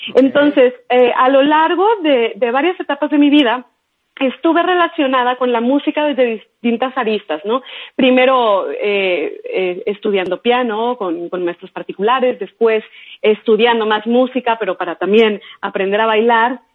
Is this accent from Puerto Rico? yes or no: no; Sonora, Mexico; moved away as an adult; now in Mexico City, Mexico; que es de donde yo soy originaria